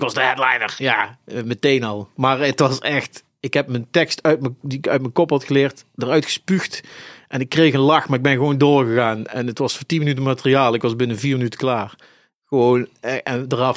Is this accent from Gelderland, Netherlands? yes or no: no; Eindhoven, North Brabant, Netherlands; moved away as an adult; now in Zaltbommel, Netherlands; ik ben geboren en getogen in Eindhoven